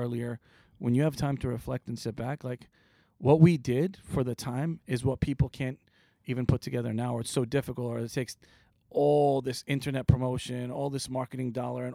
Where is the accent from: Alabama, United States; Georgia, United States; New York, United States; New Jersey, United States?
New York, United States; East Meadow; also born or lived in Queens, New York; I was raised in a town called East Meadow